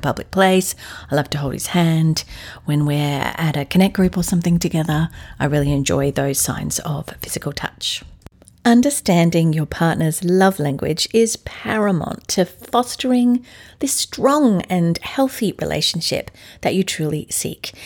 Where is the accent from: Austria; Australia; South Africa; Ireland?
Australia; moved away as an adult; also born or lived in London, United Kingdom / California, United States; now in Atlanta, United States; Now I'm an Aussie in Atlanta, Georgia, U S